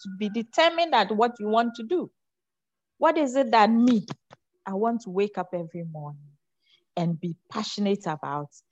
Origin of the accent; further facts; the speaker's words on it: Ghana; I come from the Zongo. I'm a Zongo girl.